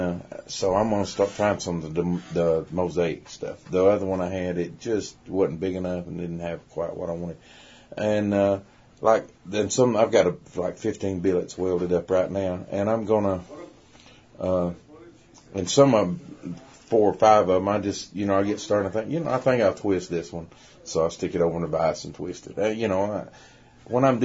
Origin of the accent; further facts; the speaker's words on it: Kentucky, United States; also born or lived in Northeast Alabama; now in Alabama, United States; From Kentucky originally, but I live in Northeast Alabama